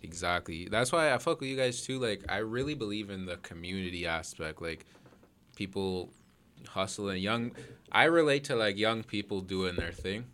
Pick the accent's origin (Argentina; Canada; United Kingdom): Canada; Toronto, Ontario; I'm from Toronto